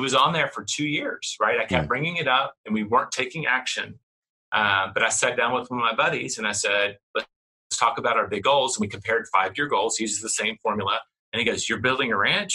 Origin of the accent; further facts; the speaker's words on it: Tennessee, United States; now in Texas, United States; I'm in Texas. I grew up in Tennessee